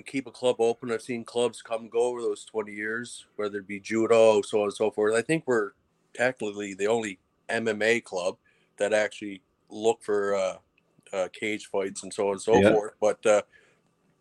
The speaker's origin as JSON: {"language": "English", "area": "Cape Breton", "region": "Nova Scotia", "country": "Canada"}